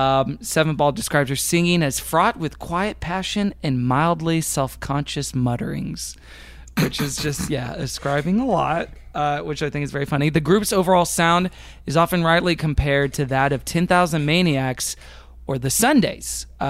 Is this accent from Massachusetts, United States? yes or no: no; Texas, United States; yeah, I'm from Texas, so there's some like Southern elements in my music